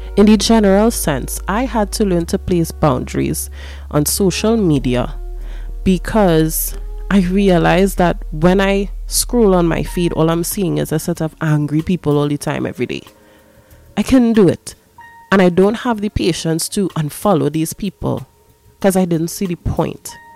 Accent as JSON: {"language": "English", "country": "Trinidad & Tobago", "said": "I am black, I am Afro Trinidadian or Trinbagonian"}